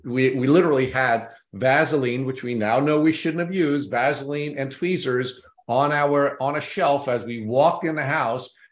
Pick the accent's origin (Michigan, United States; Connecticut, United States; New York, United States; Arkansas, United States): New York, United States; Long Island; I grew up in Long Island